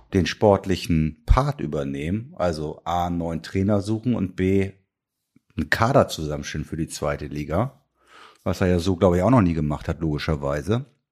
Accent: Kiel, Schleswig-Holstein, Germany; als gebürtiger Kieler

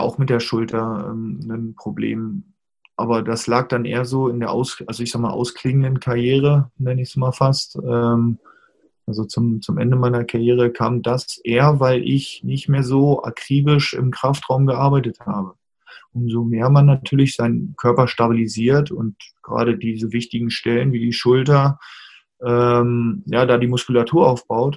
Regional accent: Hanover, Lower Saxony, Germany; in meiner Heimatstadt damals in Hannover

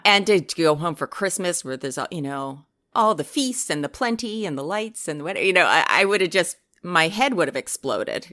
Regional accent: New Jersey, United States; moved away; I'm originally from New Jersey. That's correct. And most of my family is still back there

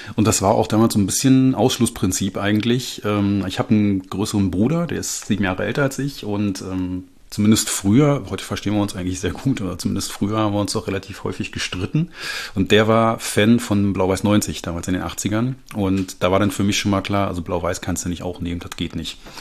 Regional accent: Berlin, Germany; moved away as an adult; now in Erkrath, Germany; ich komme ursprünglich aus Berlin. Ähm, ich bin, bin in Berlin geboren, habe in Reinickendorf früher gelebt

